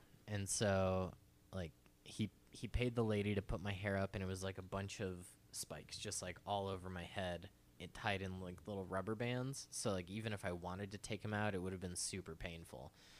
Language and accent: English; Phoenix, Arizona, United States; Growing up in Phoenix, our family, like I come from like a moderately wealthy family